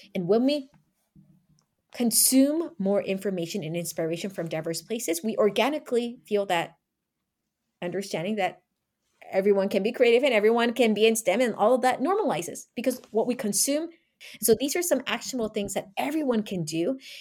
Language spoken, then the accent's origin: English; United States; Being Asian American